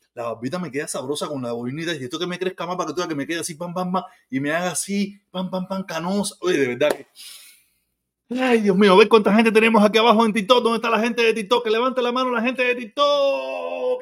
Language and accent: Spanish; Cuba; moved away; Yo soy cubano, yo nací en Cuba